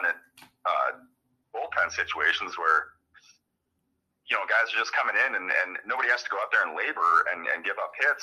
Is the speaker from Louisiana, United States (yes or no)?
no; Michigan, United States; I grew up mostly in Michigan